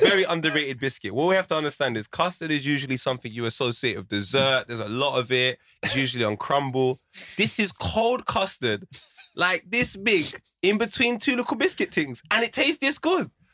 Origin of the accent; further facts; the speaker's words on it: United Kingdom; I grew up in Fraleyland Estate. We all looked out for each other